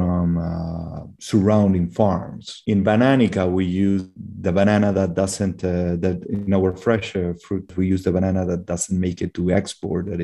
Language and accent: English; Peru; moved away as an adult; also born or lived in Belgium / Canada; I grew up in Peru. I spent most of my life here, except for 1 year where I lived in Belgium when I was very, very young